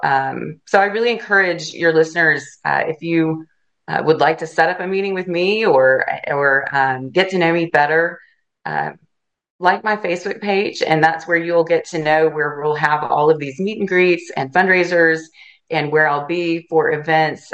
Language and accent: English; Chattanooga, Tennessee, United States; now in Alachua County, Florida, United States; I grew up in Chattanooga, Tennessee